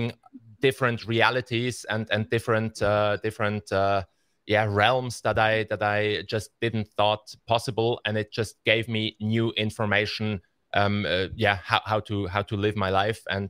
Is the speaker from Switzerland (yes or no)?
yes; Basel, Basel-Stadt, Switzerland; in Basel, I grew up here in Basel. I've been here my whole life in Switzerland